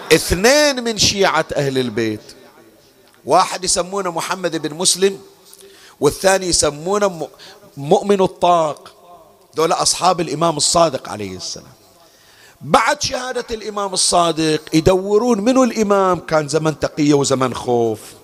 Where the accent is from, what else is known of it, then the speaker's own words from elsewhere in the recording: Bahrain; بالمحرق عندنا بالبحرين